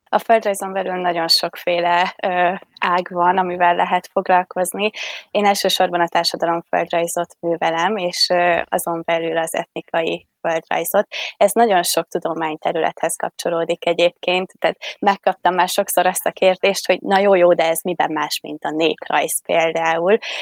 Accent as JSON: {"language": "Hungarian", "region": "Vas", "country": "Hungary", "tie": "born or raised there", "said": "én az őrség mellett egy kis falucskában nőttem fel"}